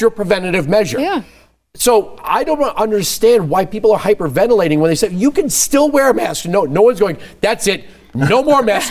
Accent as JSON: {"language": "English", "region": "New York", "country": "United States", "tie": "born or raised there", "said": "I grew up in New York"}